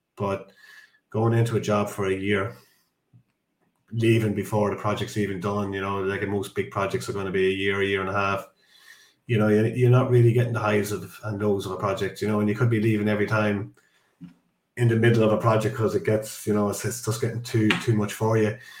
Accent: Dundalk, Leinster, Ireland; I'm from Ireland, so I'm from yeah. the, the east coast of Ireland, uh, a town called Dundalk.

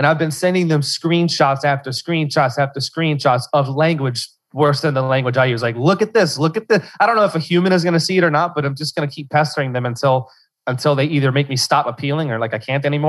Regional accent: Louisiana, United States; I'm from Louisiana, South Central Louisiana, Cajun country.

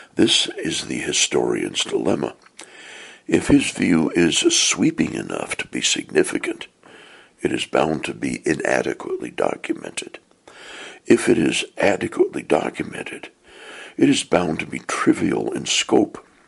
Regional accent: Portland, Oregon, United States; I was born and raised in the Church of Jesus Christ of Latter day Saints, also known as the Mormon Church, in Portland, Oregon

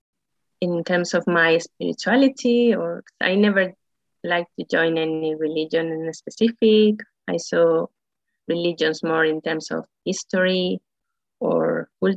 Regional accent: Spain; also born or lived in Madrid; I'm living in Madrid. I'm from Spain.

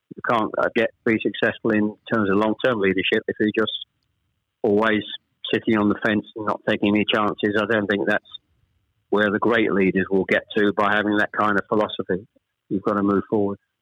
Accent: Chelmsford, East of England, United Kingdom; also born or lived in Ashton-under-Lyne / Manchester; We actually moved south to Chelmsford when I was probably I was the eldest of three when I was probably about seven or eight

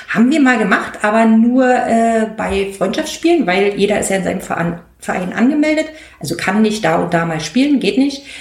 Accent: East Germany, Germany; als Ossi

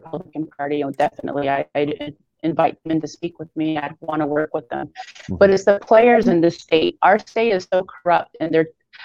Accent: United States; I'm an American

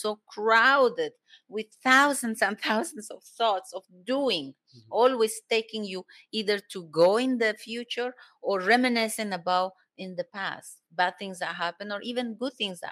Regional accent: Cusco, Peru; English is a second language; moved away as an adult; also born or lived in Germany; I come from Peru.

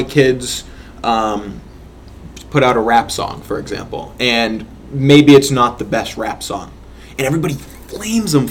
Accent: Methuen, Massachusetts, United States; growing up in Methuen

